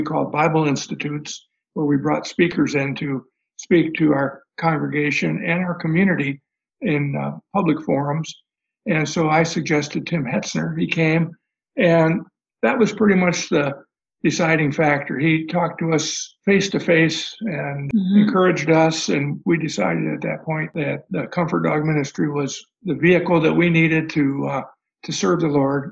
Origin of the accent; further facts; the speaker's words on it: Michigan, United States; moved away as an adult; now in South Carolina, United States; I grew up in Michigan